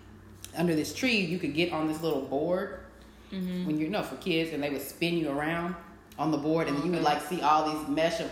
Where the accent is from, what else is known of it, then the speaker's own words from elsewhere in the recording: Austin, Texas, United States; first language English; I grew up in Austin, Texas.